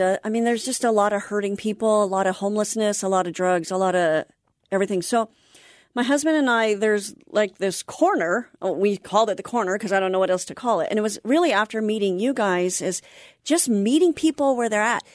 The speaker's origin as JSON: {"language": "English", "town": "Anaheim", "region": "California", "country": "United States", "tie": "born or raised there", "lives_now": "North San Diego County, United States", "said": "I grew up in Anaheim"}